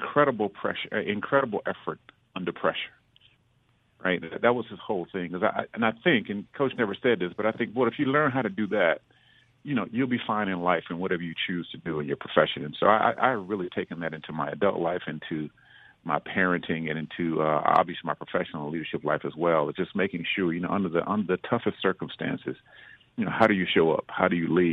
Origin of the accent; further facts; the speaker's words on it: Jackson, Mississippi, United States; a young person growing up in Jackson